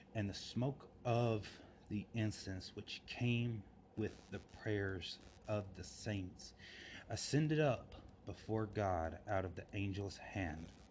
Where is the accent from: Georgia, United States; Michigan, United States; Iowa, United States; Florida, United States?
Georgia, United States; Forest Park; my hometown in in Forest Park, Georgia